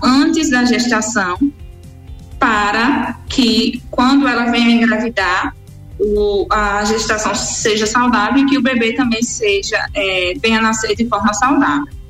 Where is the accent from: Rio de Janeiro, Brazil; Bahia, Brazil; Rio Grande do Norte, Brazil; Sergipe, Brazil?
Sergipe, Brazil; moved away as an adult; also born or lived in Aracaju; eu sou de Sergipe, do estado de Sergipe